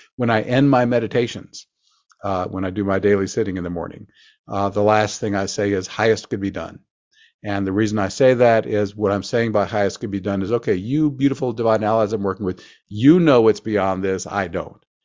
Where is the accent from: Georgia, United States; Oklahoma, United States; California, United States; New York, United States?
Oklahoma, United States; Forgive the accent. I grew up in Oklahoma